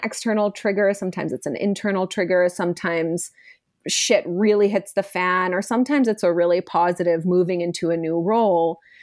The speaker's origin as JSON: {"language": "English", "country": "India", "tie": "born or raised there", "said": "my Indian upbringing"}